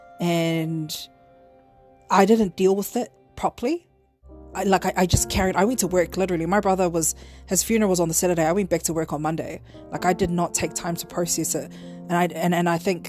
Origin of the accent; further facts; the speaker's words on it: Auckland, New Zealand; I'm from Southside